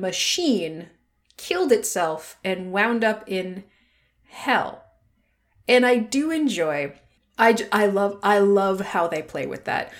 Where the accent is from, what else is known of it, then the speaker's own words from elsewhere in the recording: United States; I'm American